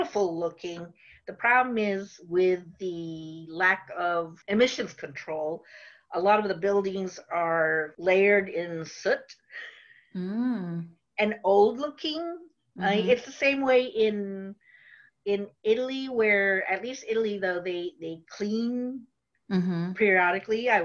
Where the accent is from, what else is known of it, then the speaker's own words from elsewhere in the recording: Philippines; English is a second language; now in United States; I went to visit home in the Philippines, and I was only there for maybe 3 weeks